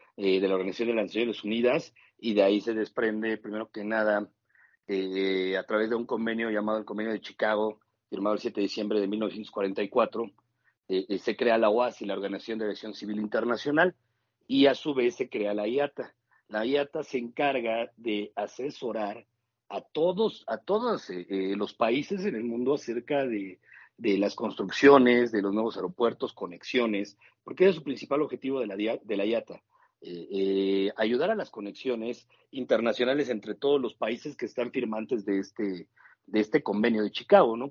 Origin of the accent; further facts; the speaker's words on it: Mexico; así somos los mexicanos